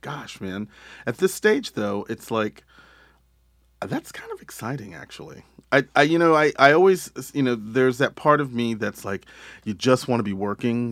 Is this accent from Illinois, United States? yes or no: no; Texas, United States; moved away; I grew up in Texas